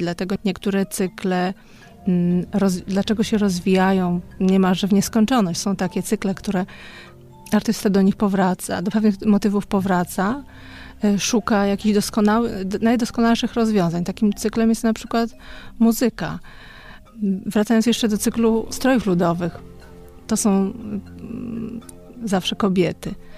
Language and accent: Polish; Podlaskie Voivodeship, Poland; now in Warsaw, Poland; Pochodzimy z Podlasia, południowego Podlasia